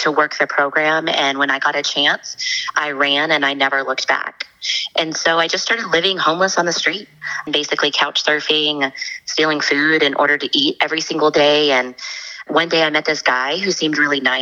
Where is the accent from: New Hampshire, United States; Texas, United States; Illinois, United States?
Texas, United States; Dallas; I'm from Dallas, Texas. I grew up in a very typical American family.